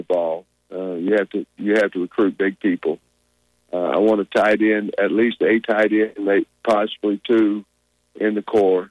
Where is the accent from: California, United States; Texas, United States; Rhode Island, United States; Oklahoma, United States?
Oklahoma, United States; Grove; You know, we're both from Oklahoma. I know he's from Ada, and I'm from Grove